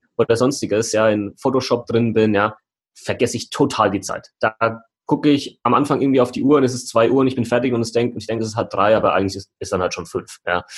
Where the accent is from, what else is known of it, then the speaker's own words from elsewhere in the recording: Heigenbrücken, Bavaria, Germany; moved away; meinem Ursprungsort, wo ich aufgewachsen bin, in Heigenbrücken